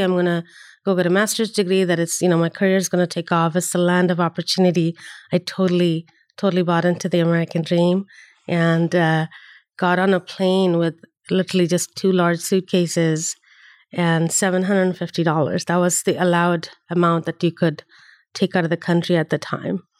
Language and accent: English; Chennai, Tamil Nadu, India; moved away as an adult; also born or lived in Delhi, India; now in United States; I grew up in India, uh, and even within India, I had, I grew up, uh, half of my schooling was in the south, uh, Chennai, where my, where I'm from, um, and half of it was in Delhi